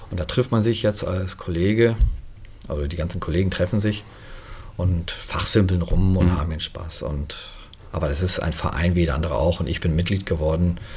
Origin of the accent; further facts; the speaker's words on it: Germany; Aber als Deutscher stand ja auch wieder Militär